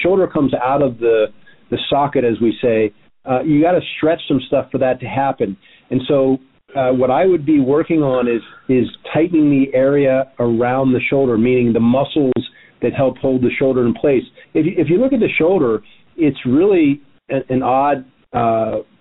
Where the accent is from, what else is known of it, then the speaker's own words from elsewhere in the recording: Miami, Florida, United States; now in Santa Monica, United States; I'm from Miami